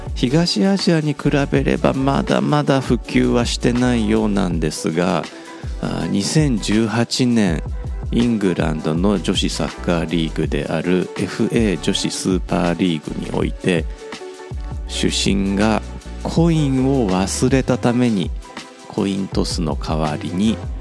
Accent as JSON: {"language": "Japanese", "region": "Kansai", "country": "Japan", "tie": "born or raised there", "moved": "yes", "said": "子供の頃は関西にいましたから"}